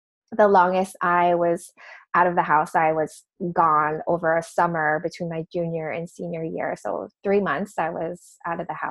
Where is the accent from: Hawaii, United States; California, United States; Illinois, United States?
Hawaii, United States; So I'm from Hawaii. Grew up, you know, beaches and waterfalls and all of that great stuff.